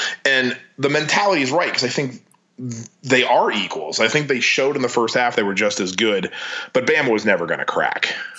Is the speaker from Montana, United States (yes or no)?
no; Louisiana, United States; we're from Louisiana